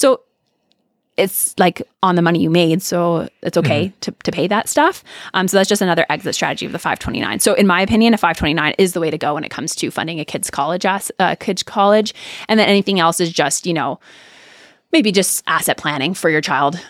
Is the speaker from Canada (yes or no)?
yes; Canada; now in United States; I was terrified of student loans because I came from Canada, which it's not a big conversation up there.